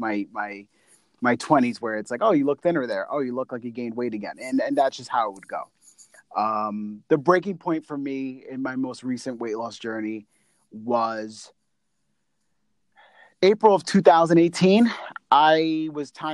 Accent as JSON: {"language": "English", "region": "New York", "country": "United States", "said": "I'm from New York"}